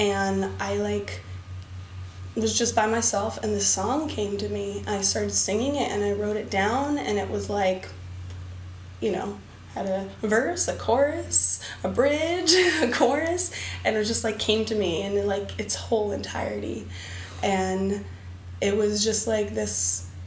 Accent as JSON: {"language": "English", "town": "Berkeley", "region": "California", "country": "United States", "tie": "born or raised there", "also_born_or_lived": "Boston", "said": "the oldest capoeira school in my hometown, Berkeley"}